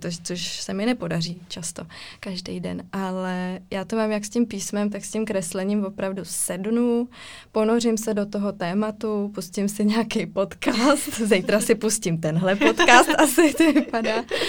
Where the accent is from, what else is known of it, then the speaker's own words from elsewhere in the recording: Ostrava, Moravian-Silesian Region, Czechia; já pocházím z Ostravy